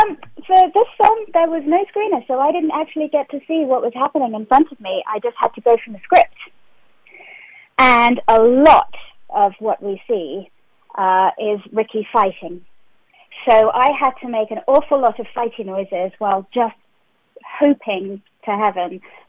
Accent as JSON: {"language": "English", "region": "London", "country": "United Kingdom", "said": "I'm from West London. I'm from the nice part."}